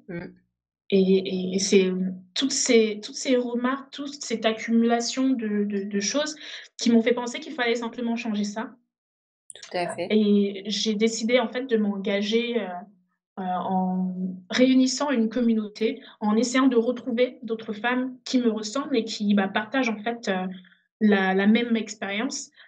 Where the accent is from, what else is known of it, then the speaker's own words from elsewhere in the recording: Benin; also born or lived in Togo; now in France; je suis née au Togo. Euh, très très rapidement, avec ma famille, on est parti au Bénin